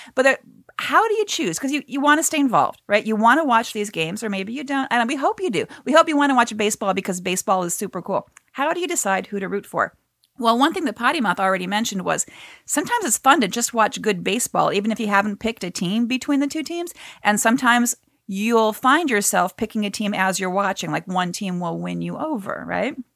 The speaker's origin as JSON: {"language": "English", "town": "Cleveland", "region": "Ohio", "country": "United States", "said": "I'm from Cleveland"}